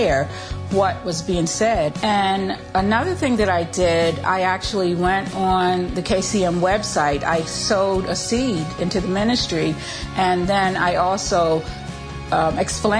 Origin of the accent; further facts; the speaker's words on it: Westminster, Maryland, United States; I'm from Westminster, Maryland.